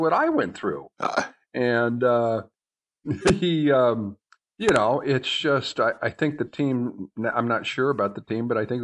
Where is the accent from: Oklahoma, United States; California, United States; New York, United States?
California, United States; I'm from California